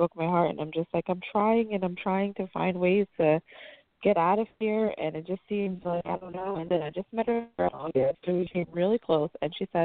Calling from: New Jersey, United States; I'm actually calling from New Jersey

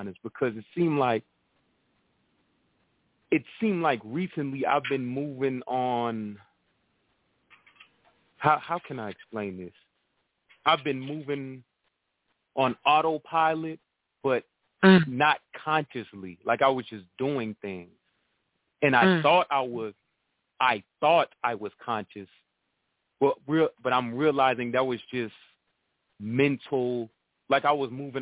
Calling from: Atlanta, Georgia, United States; I'm calling from Atlanta

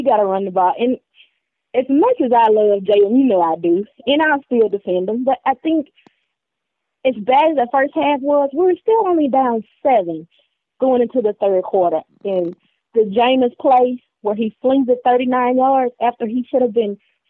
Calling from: Mississippi, United States; No, Mississippi.

